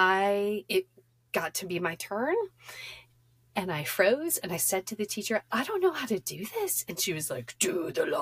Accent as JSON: {"language": "English", "region": "upstate New York", "country": "United States", "tie": "born or raised there", "also_born_or_lived": "Cleveland, Ohio", "said": "I was raised in Cleveland, and then in third grade, we moved to upstate New York"}